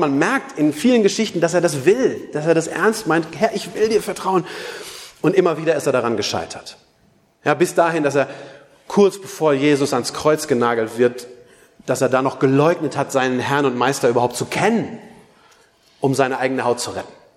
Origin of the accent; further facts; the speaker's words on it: Germany; ich bin doch Christ, aber weißt du, gleichzeitig bin ich auch Deutscher